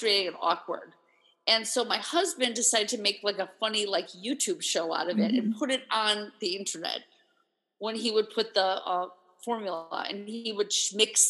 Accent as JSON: {"language": "English", "region": "New York", "country": "United States", "said": "As a New Yorker"}